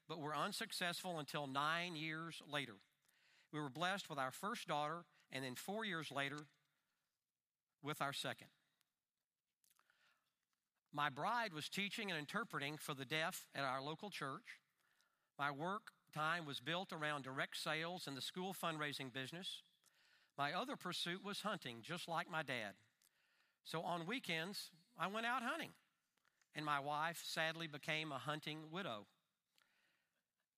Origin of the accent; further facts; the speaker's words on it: Dallas, Texas, United States; Growing up in Dallas back in the 50s